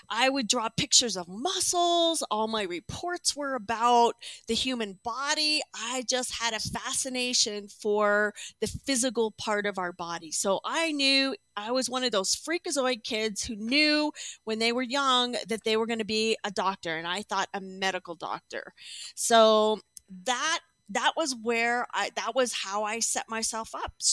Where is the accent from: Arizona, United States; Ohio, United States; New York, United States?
Arizona, United States; Chandler; also born or lived in Texas / Pennsylvania / Indiana; I grew up, well, I was born in Texas, in Laredo, Texas. Then we moved to Indiana, uh, Pennsylvania, Zelienople, actually, Zelienople, Pennsylvania. Then we moved to Chandler, Arizona. And then I spent most of my life in Arizona.